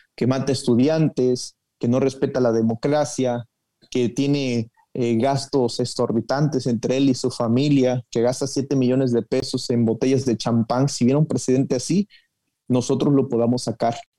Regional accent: Chiapas, Mexico; yo soy de Chiapas

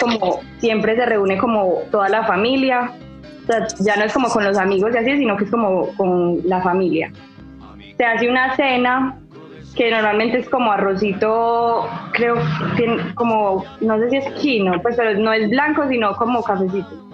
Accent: Medellín, Antioquia, Colombia; accent: paisa; soy de Medellín, entonces a nosotros nos dicen los paisas

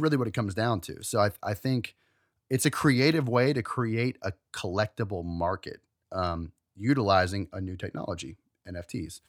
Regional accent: Maryland, United States; we're from Maryland

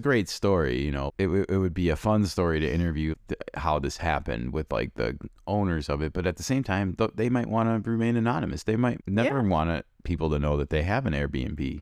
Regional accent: Chicago, Illinois, United States; I listened to a lot of Steve Stone growing up in Chicago

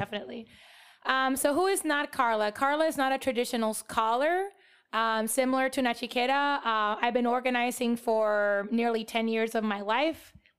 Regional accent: Puerto Rico; moved away as an adult; now in United States; I was born and raised in Puerto Rico, which is a colony of the U S.

